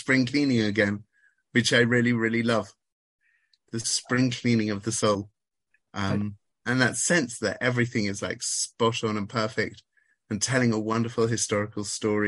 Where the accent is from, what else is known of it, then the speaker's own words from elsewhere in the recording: London, United Kingdom; moved away as an adult; now in Israel; I grew up in London